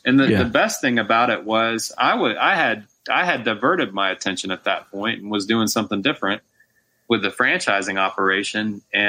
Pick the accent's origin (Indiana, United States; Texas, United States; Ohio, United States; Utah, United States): Texas, United States; In East Texas.